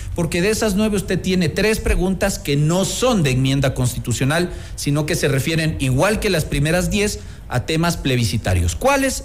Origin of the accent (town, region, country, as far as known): Ecuador